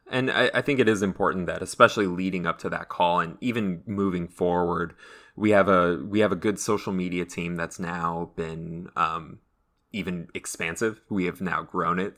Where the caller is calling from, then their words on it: Los Angeles, California, United States; I'm calling from Los Angeles.